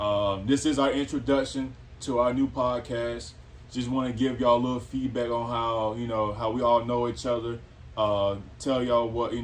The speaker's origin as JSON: {"language": "English", "town": "Elizabeth City", "region": "North Carolina", "country": "United States", "tie": "born or raised there", "said": "where we're from Elizabeth City, North Carolina. So that's the east side of North Carolina, the northeastern side."}